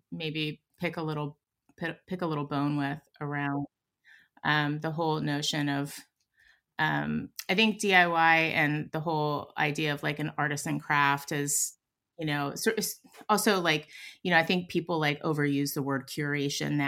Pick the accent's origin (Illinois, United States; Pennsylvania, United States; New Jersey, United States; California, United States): Pennsylvania, United States; Pittsburgh; now in San Francisco, United States